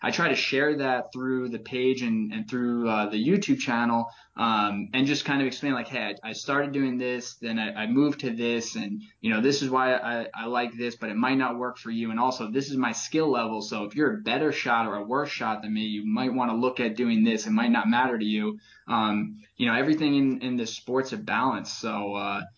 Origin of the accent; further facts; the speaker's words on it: Catskills, upstate New York, United States; grew up hunting in the Catskills of upstate New York